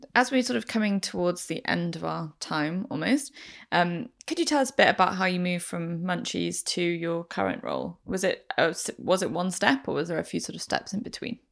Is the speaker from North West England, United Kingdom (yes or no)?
yes; Manchester, North West England, United Kingdom; moved away; I'm from Manchester originally